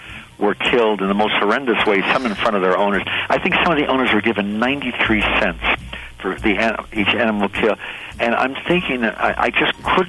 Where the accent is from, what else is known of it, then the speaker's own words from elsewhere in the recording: New Jersey, United States; I'm from New Jersey